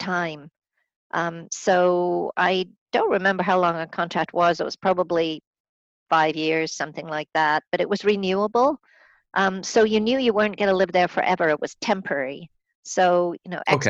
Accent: England, United Kingdom; moved away as an adult; also born or lived in Scotland / Middle East; now in Vancouver, Canada; I'm originally from Scotland. I was born in Scotland. I grew up in, mostly in England.

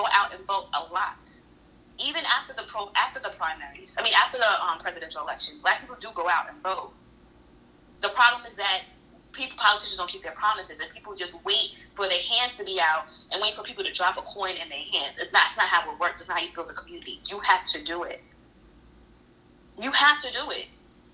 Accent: United States; As an American, Black American

